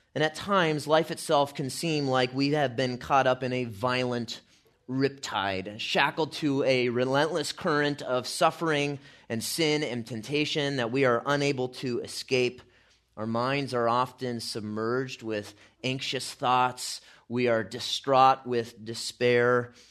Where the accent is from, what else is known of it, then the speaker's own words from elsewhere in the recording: California, United States; I'm from California